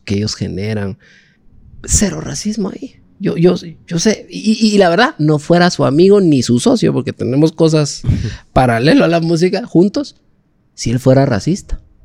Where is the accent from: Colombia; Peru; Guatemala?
Guatemala; Yo, yo soy guatemalteco, no soy guatemalteco de la capital sol, no, soy de guatemalteco de los veintitanates de departamentos que nosotros tenemos